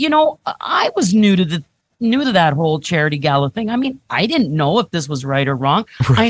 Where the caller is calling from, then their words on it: Hamilton, Ontario, Canada; So I'm joining you from the lovely city of Hamilton.